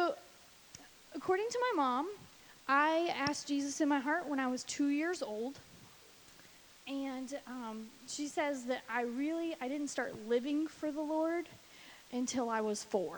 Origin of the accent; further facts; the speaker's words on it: St. Louis, Missouri, United States; moved away as an adult; now in Florida, United States; I was born in Florida, but I only lived here until I was 4. My dad was in the Air Force, and then he got out and was raised mostly in, like, St. Louis, Missouri area